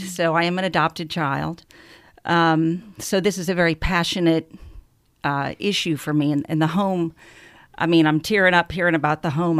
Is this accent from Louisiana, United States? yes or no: yes; New Orleans, Louisiana, United States; I hail from New Orleans